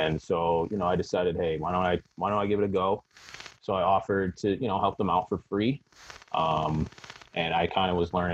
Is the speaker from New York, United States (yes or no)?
yes; Buffalo, New York, United States; I'm from Western New York, so Buffalo area